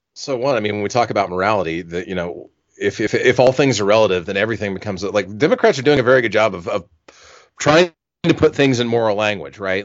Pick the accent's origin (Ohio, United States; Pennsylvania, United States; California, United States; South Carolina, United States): South Carolina, United States; my home state of South Carolina